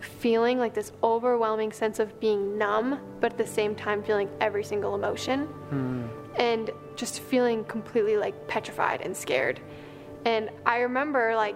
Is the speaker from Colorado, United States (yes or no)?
yes; Boulder, Colorado, United States; I'm from Boulder.